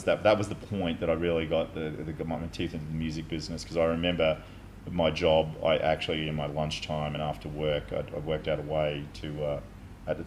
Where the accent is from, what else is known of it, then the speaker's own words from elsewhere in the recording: Brisbane, Queensland, Australia; I loved growing up in Paddington